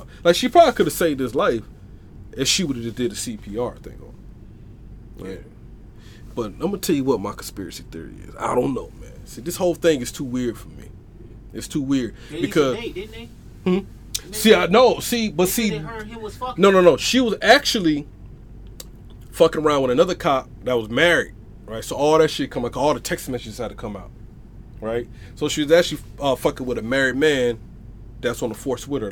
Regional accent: the South, United States; we from the south

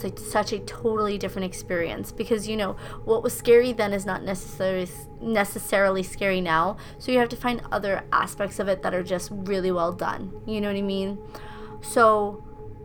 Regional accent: Rosendale, United States; growing up in Rosendale

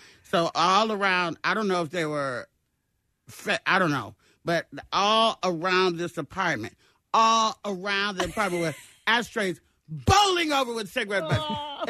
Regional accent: Arkansas, United States; born there; I was born in Arkansas.

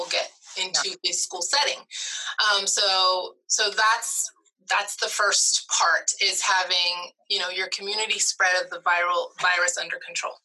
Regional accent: Stillwater, Oklahoma, United States; moved away as an adult; also born or lived in Indiana / Michigan / New York / Houston, Texas; I was born and raised in Stillwater, Oklahoma

